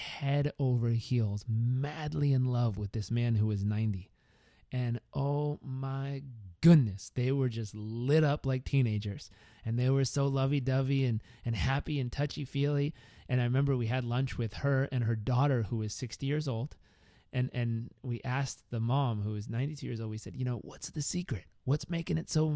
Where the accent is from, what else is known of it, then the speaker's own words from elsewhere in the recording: Southern California, United States; also born or lived in Uganda; growing up in Southern California